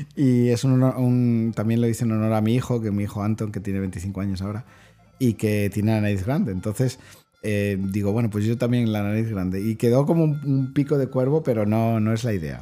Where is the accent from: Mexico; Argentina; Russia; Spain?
Spain; personalmente, como, como, como, español